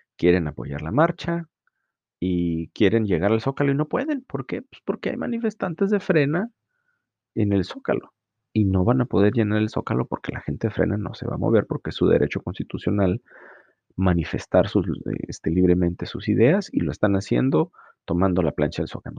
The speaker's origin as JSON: {"language": "Spanish", "country": "Mexico", "said": "como mexicanos"}